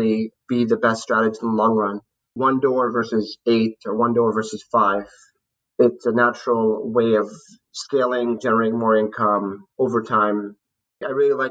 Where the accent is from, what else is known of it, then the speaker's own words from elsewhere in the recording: South San Francisco, California, United States; I grew up in the Bay Area, a city south of San Francisco called South San Francisco